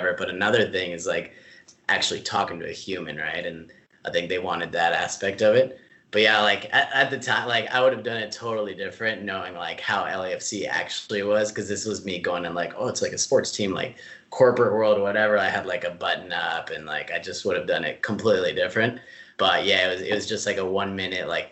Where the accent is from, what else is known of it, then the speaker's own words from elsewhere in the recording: Mexico; also born or lived in San Diego, California, United States; now in Los Angeles, United States; growing up in Mexico and then like San Diego